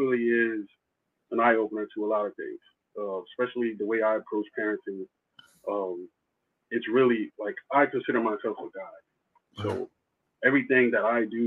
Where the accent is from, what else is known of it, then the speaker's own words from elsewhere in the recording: East Coast, United States; moved away; also born or lived in Texas; I'm from the East Coast.